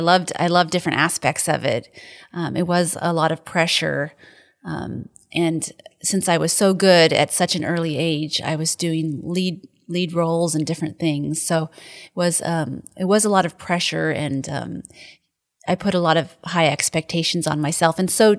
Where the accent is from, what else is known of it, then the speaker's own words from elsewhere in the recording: Olympia, Washington, United States; Yes, we're from Olympia, Washington, about an hour outside of Seattle. Grew up there.